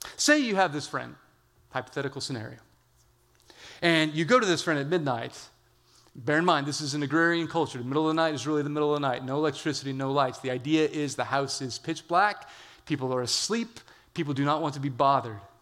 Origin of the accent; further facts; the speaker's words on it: California, United States; I'm from California